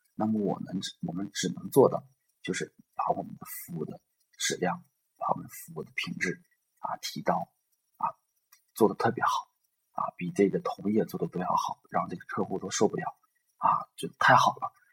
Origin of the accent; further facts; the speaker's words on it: northern China, China; 作为一个北方人来说呢，我们做生意 是后天的